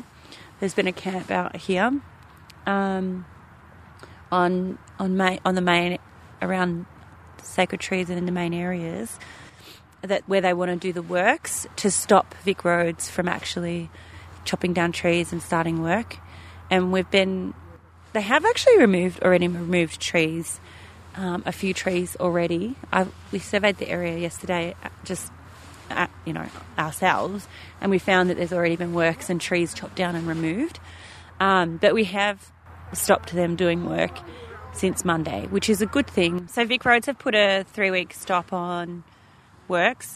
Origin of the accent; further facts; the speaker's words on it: Gunai, Gunditjmara and Djab Wurrung nations, Victoria, Australia; I'm from the Gunai, Gunditjmara and Japurung nations.